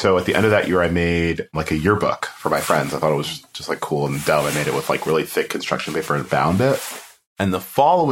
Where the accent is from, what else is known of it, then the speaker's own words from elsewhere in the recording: Fort Lauderdale, Florida, United States; also born or lived in Kingston, Jamaica / New York / Gainesville; I grew up in South Florida